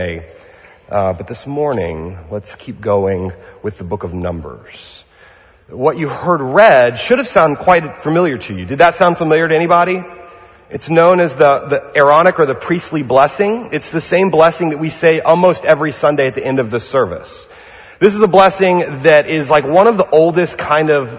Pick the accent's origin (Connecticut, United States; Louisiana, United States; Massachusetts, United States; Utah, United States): Louisiana, United States; now in Pasadena, United States; I'm from Louisiana